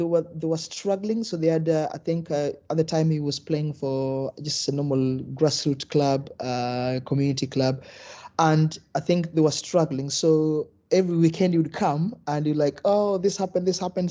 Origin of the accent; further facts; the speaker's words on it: Kenya; moved away; originally I'm from Kenya, so when I grew up, we almost play football through experiment